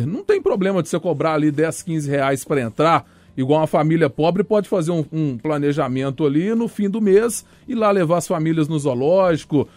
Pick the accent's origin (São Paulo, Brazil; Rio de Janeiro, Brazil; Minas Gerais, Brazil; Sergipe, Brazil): Minas Gerais, Brazil; Eu sou mineiro